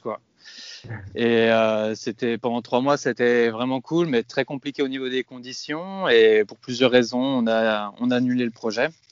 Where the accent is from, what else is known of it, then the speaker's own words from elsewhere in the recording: Rueil-Malmaison, Île-de-France, France; moved away as an adult; also born or lived in Madrid, Spain / Asturias, Spain; now in Spain; je viens à la base de région parisienne, Roy-Malmaison